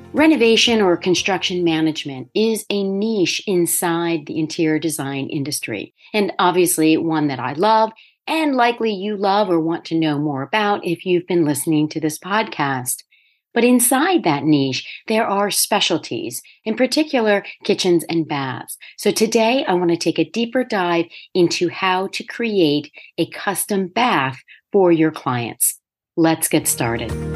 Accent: Delaware, United States; moved away as an adult; also born or lived in New York; I first moved back to Delaware and opened my own firm

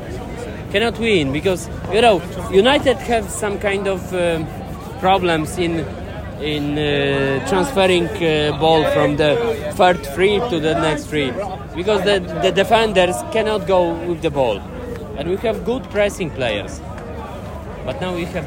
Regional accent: Warsaw, Masovian Voivodeship, Poland; From Poland, from Warsaw. We live in Warsaw

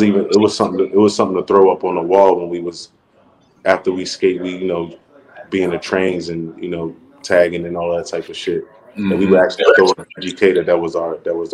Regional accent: Philadelphia, Pennsylvania, United States; I'm a pro skater from Philly. I grew up in North Philly, Strawberry Mansion

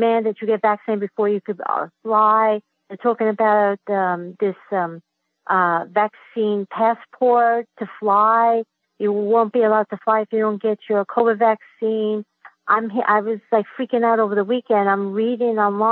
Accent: United States; also born or lived in Queens, New York; I was born in the United States, as I think I told you that I have dual citizenship

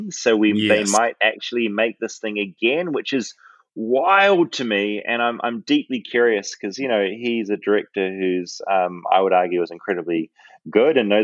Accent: New Zealand; I'm from New Zealand.

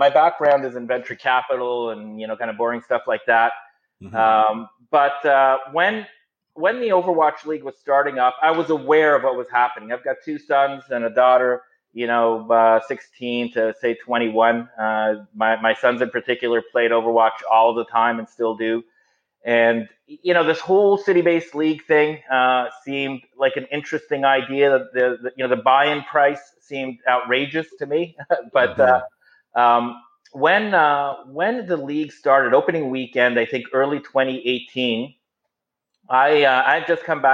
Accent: Toronto, Ontario, Canada; I'm born and bred in Toronto

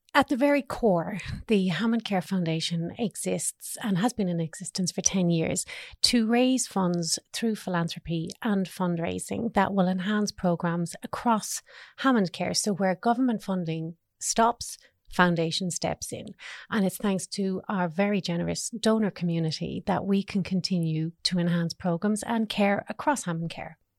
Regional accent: Ireland; now in Australia; us being Irish

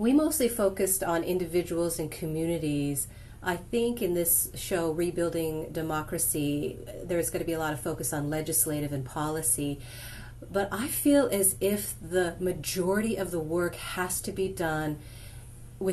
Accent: United States; as an American

